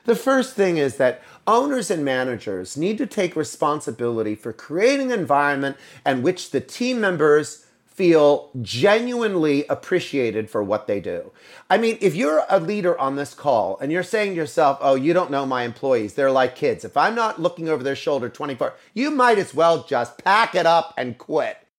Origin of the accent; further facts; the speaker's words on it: Altoona, Pennsylvania, United States; moved away as an adult; also born or lived in New York City; I was born and raised in Altoona, Pennsylvania, many years ago, and I made my way to New York City.